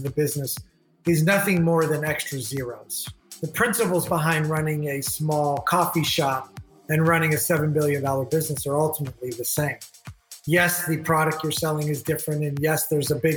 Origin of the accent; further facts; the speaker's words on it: Miami, Florida, United States; also born or lived in Beirut, Lebanon; Grew up in Miami, Florida the whole time